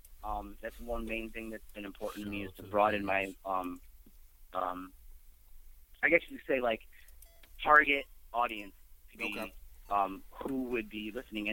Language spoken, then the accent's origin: English; Warren, Michigan, United States; moved away as an adult; now in Toledo, United States; I grew up around Warren, and I went to school